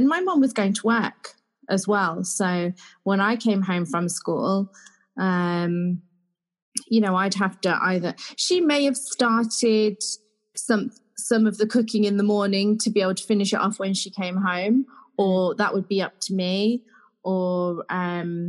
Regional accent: Leicester, East Midlands, United Kingdom; I grew up in Leicester

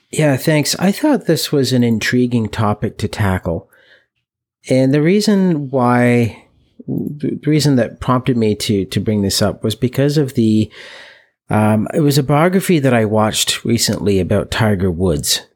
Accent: Canada; we're from Canada, where hockey is, is a huge sport.

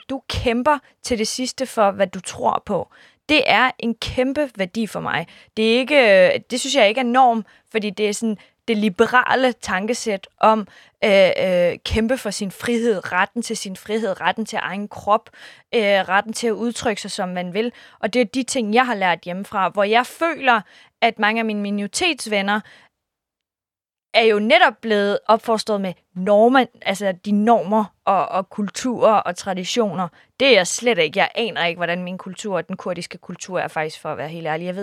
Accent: Iran; Jeg er kurder fra Iran. Det er en minoritet, hvor øh, der bor 10 procent.

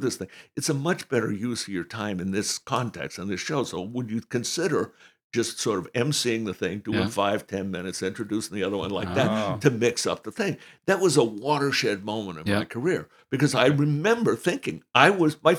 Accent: Maine coast, United States; I grew up on the Maine coast

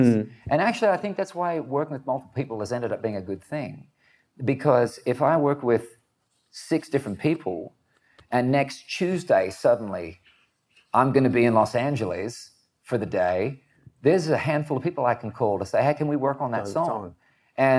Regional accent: Australia; growing up in Australia, and it made me think of home

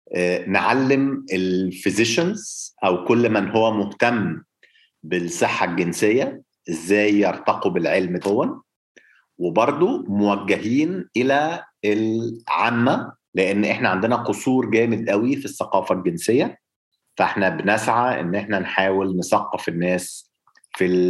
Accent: Egypt; احنا عندنا في مصر

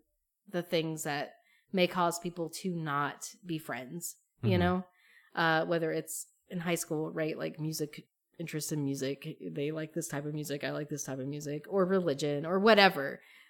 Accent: Appalachia, United States; growing up in Appalachia was related to queerness

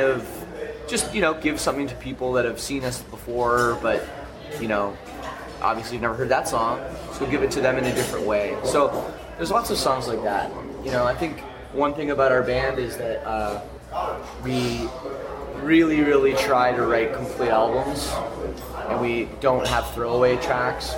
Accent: Canada; I'm from Canada where it gets very cold

